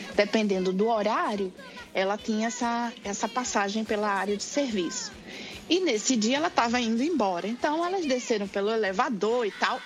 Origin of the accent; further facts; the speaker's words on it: Natal, Rio Grande do Norte, Brazil; moved away as an adult; now in Seattle, United States; sou de Natal, lá do Rio Grande do Norte. É, moro no, no, momento em Seattle, em Washington